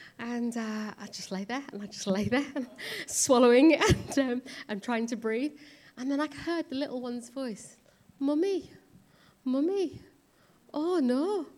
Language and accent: English; India; moved away; So I'm obviously Indian, and I was born in India, came to this country, raised in a Sikh family.